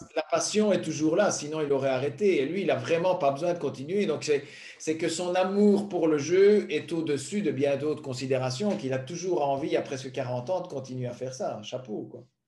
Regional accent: Belgium; venant d'un petit pays

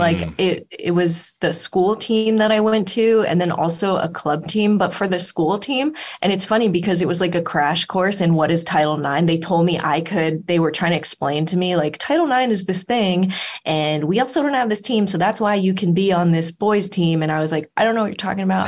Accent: Los Angeles, California, United States; I grew up in Los Angeles

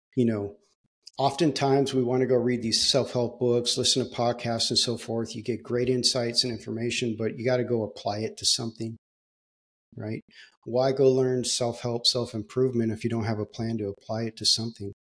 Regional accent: Southern California, United States; I grew up in Southern California.

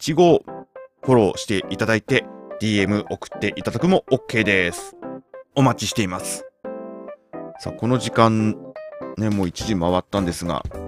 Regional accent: Tokyo, Japan; moved away; 今ねその生まれ育った東京を離れてしまったんだけれども

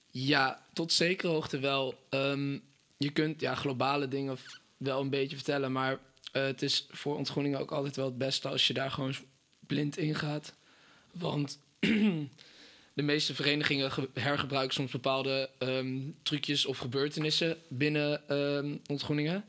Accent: Apeldoorn, Gelderland, Netherlands; Ik eh, kom uit Apeldoorn

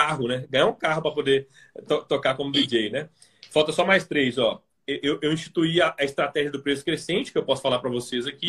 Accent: Belo Horizonte, Minas Gerais, Brazil; eu sou de Belo Horizonte

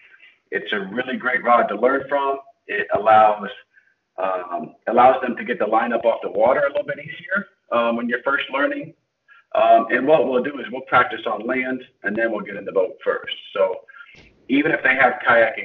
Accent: central Illinois, United States; I grew up in Illinois. In central Illinois.

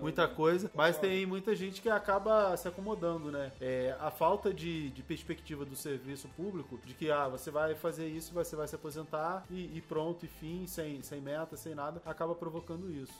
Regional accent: Rio de Janeiro, Brazil; eu sou nascido e criado na favela. Eu sou lá do Turano, lá no Rio de Janeiro.

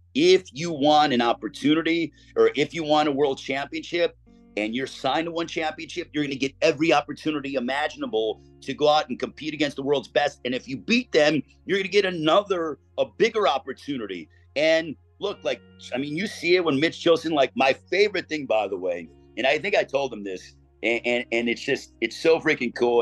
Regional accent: East Chicago, Indiana, United States; I am from East Chicago, the same hometown as Miguel Torres.

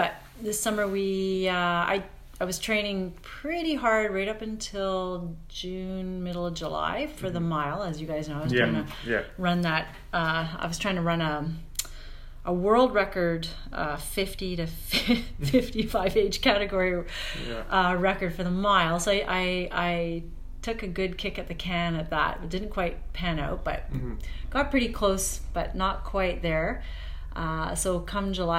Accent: Kingston, Ontario, Canada; moved away as an adult; also born or lived in Montreal; I grew up in Kingston, Ontario, but then I went to McGill University

